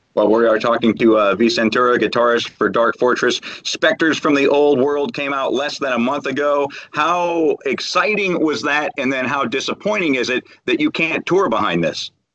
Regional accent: St. Louis, Missouri, United States; I grew up in St. Louis

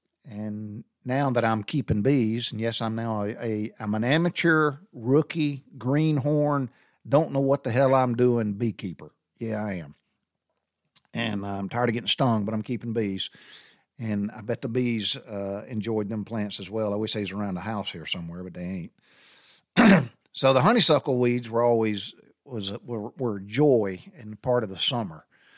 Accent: the South, United States; It's just trip down memory lane growing up in the South.

